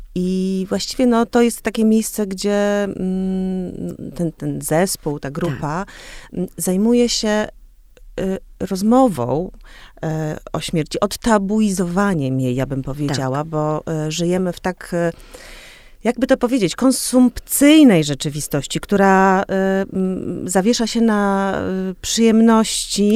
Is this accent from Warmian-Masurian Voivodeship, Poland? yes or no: yes; Olsztyn, Warmian-Masurian Voivodeship, Poland; moved away as an adult; also born or lived in Warsaw; obie jesteśmy z Olsztyna, czy właściwie z, Wa- z Warmii